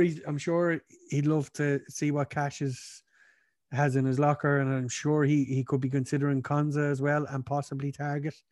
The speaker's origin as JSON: {"language": "English", "country": "Ireland", "said": "us being Irish"}